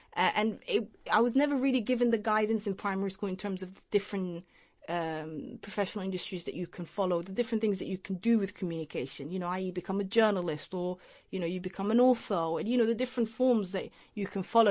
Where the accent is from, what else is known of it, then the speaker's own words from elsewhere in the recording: Leicester, East Midlands, United Kingdom; also born or lived in Mogadishu, Somalia / Holland; Leicester's my hometown. That's where I grew up.